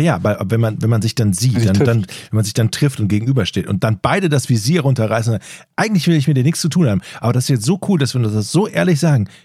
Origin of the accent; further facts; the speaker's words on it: Rhineland, Germany; now in Northern Germany; weil ich ja aus dem Rheinland komme, wie man an meiner Sch-, meinem Dialekt eindeutig hört.